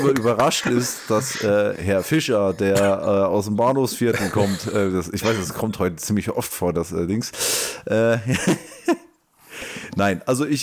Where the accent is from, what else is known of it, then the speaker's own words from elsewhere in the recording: Frankfurt, Hesse, Germany; ich als Frankfurter